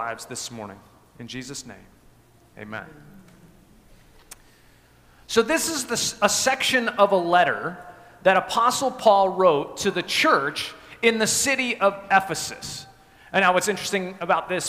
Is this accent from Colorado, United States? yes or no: yes; Evergreen, Colorado, United States; moved away; I grew up in Colorado in a little town called Evergreen, just west of Denver